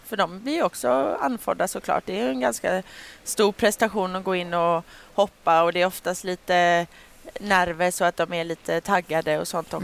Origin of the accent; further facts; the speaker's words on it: Sweden; jag var här hemma i Sverige